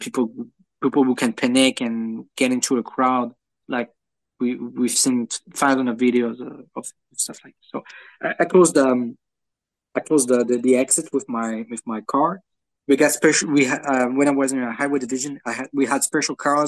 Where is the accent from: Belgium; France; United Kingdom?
France; accent: French; English is a second language; with my French accent